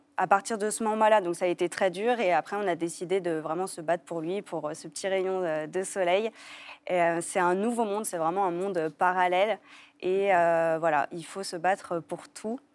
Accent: Lyon, Auvergne-Rhône-Alpes, France; moved away as an adult; also born or lived in Paris; now in Lyon, France; retourner à Lyon, parce qu'on est lyonnais de base

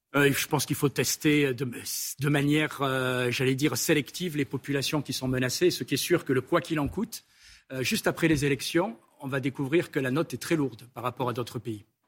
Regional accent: France; je suis un ami de la France avant tout, puisque je suis français

